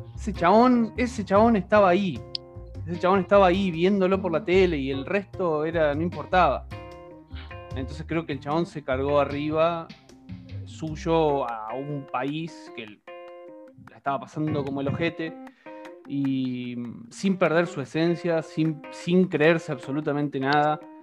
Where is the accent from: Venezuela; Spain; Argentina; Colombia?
Argentina; yo que soy argentino